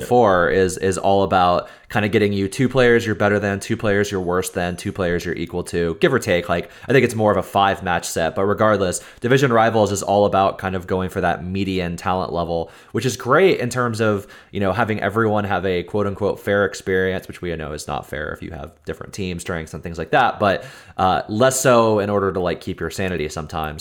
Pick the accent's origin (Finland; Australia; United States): United States; Texas; accent: American; I'm from Texas